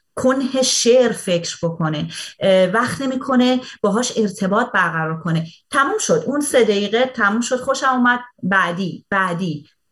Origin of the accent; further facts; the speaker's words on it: Iran; now in Canada; خارج از ایران زندگی میکنم ولی اون موقع که داخل ایران زندگی میکردم